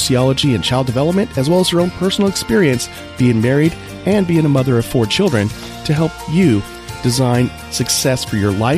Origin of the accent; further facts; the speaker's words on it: Monterey, California, United States; we're from Monterey, California